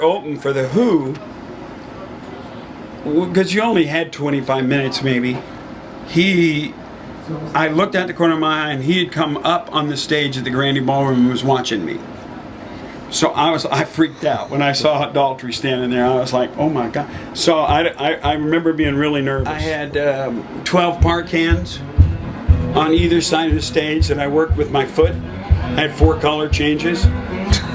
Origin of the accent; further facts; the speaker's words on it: Texas, United States; I grew up in Texas